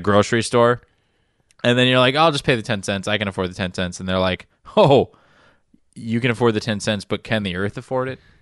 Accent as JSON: {"language": "English", "region": "Florida", "country": "United States", "tie": "born or raised there", "said": "I grew up in the South"}